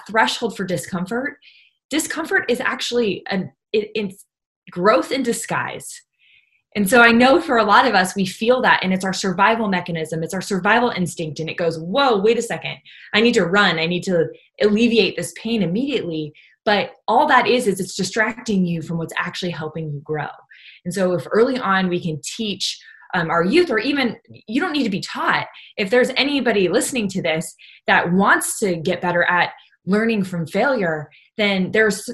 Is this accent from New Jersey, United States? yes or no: no; Southern California, United States; I grew up in Southern California